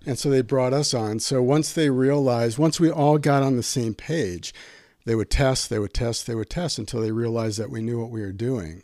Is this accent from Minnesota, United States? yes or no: no; Milwaukee, Wisconsin, United States; moved away as an adult; also born or lived in Albuquerque; born and raised in Milwaukee